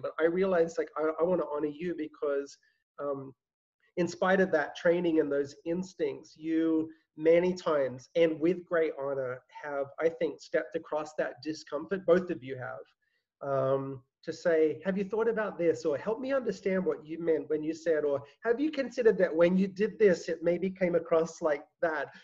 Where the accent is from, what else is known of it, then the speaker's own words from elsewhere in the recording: Australia; moved away as an adult; now in New York, United States; I'm, I'm not American, I'm Australian